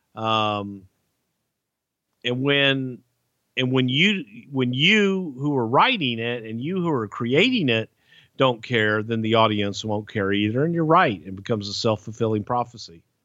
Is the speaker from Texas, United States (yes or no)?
yes; Texas, United States; I grew up in Texas where the cage match was the blow-off